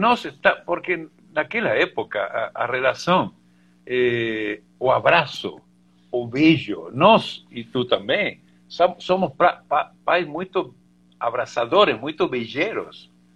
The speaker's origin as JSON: {"language": "Portuguese", "country": "Argentina", "second_language": "Portuguese", "moved": "yes", "lives_now": "Brazil", "said": "eu, como bom argentino"}